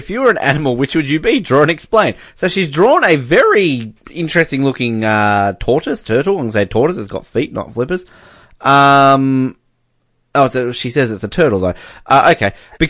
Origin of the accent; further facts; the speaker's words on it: Canada; also born or lived in United States; and I'm Canadian. I want somebody to, like, cross it out and go, and I'm sort of Canadian. I was born in America. I immigrated.